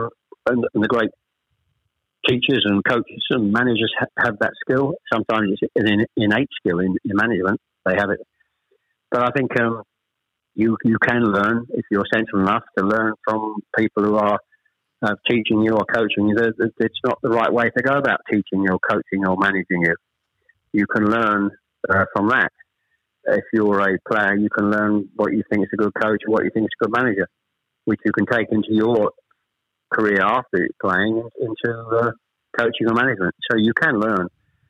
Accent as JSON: {"language": "English", "town": "Chelmsford", "region": "East of England", "country": "United Kingdom", "tie": "born or raised there", "also_born_or_lived": "Ashton-under-Lyne, Greater Manchester", "said": "We actually moved south from Manchester. I was born in Ashton-under-Lyne. We actually moved south to Chelmsford when I was probably, I was the eldest of three"}